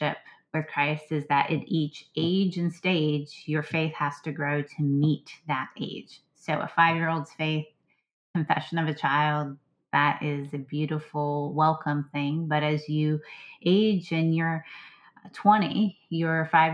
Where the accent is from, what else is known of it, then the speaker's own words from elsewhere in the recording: Southwest Pennsylvania, United States; also born or lived in Blue Ridge Mountains, Virginia; now in Virginia, United States; I grew up actually in Southwest Pennsylvania, which is also part of the broader Appalachian chain.